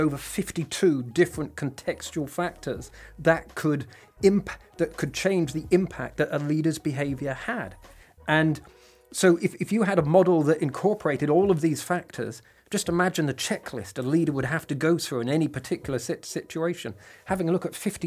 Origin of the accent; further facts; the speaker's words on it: England, United Kingdom; I'm English